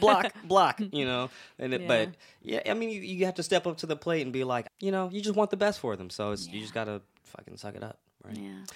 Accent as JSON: {"language": "English", "town": "Cleveland", "region": "Ohio", "country": "United States", "said": "Maybe I've mentioned it, but Cleveland, Ohio. And we are right on a lake and we have this stuff called lake effect snow."}